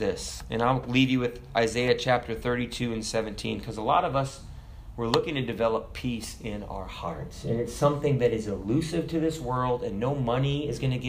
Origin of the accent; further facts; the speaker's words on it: United States; we're American